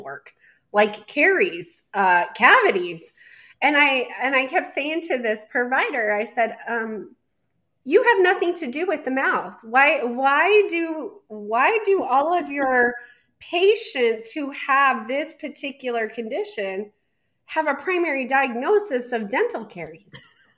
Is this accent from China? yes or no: no; Colorado, United States; moved away; my home state of Colorado